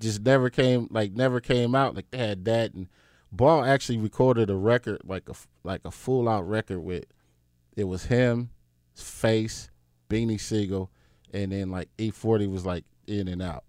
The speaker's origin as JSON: {"language": "English", "town": "Compton", "region": "California", "country": "United States", "tie": "born or raised there", "also_born_or_lived": "Rialto, California", "said": "I grew up in Southern California, uh, D J-ing. I'm from Compton. So, in between, like, Compton and this, like, city called Rialto"}